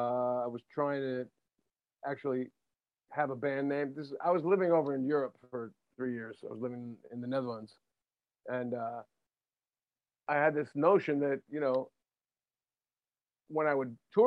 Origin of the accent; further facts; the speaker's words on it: New Jersey, United States; also born or lived in Matawan, New Jersey; always lovely to talk to another dude from Jersey.